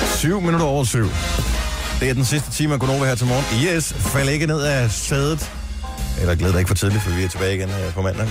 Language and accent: Danish; Denmark; moved away; min barndomsby, Bones